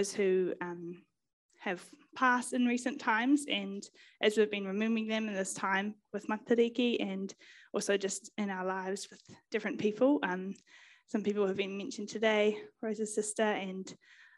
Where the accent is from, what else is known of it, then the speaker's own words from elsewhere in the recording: Auckland, New Zealand; moved away; I grew up in West Auckland, so that's kind of where I hail from.